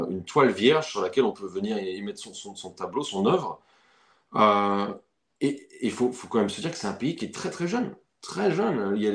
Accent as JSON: {"language": "French", "country": "France", "moved": "yes", "lives_now": "United States", "said": "quand j'ai quitté la France, c'est là que j'ai senti le déchirement profond."}